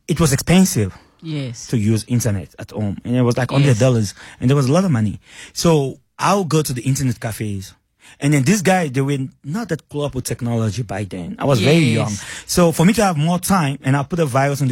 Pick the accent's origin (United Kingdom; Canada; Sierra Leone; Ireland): Sierra Leone; moved away as an adult; now in South Africa; I'm from Sierra Leone